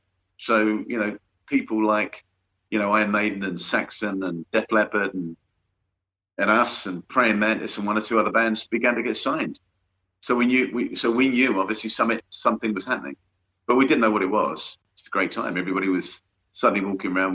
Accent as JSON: {"language": "English", "region": "London", "country": "United Kingdom", "said": "I'm from London, that area of London"}